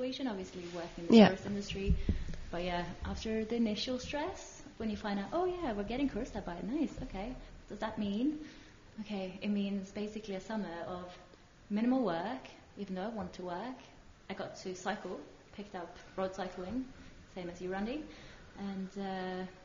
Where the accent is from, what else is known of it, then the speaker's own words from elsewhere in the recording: Norway; now in Switzerland; I'm from Norway